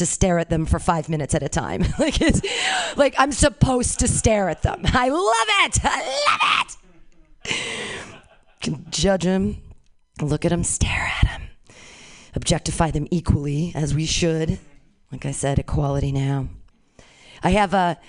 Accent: California, United States; Born and raised in California, never lived outside of here

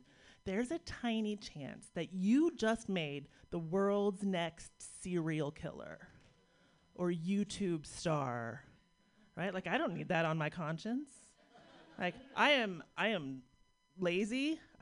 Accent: Pittsburgh, Pennsylvania, United States; based on my hometown. It's a little bit of Pittsburgh education

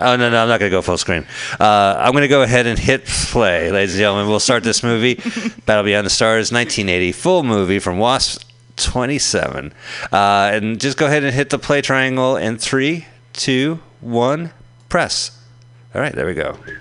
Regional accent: Montclair, New Jersey, United States; moved away; in my hometown of Montclair, New Jersey

